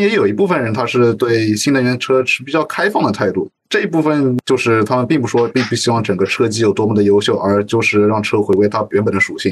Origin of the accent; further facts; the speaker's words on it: Shanghai, China; 作为土生土长的上海人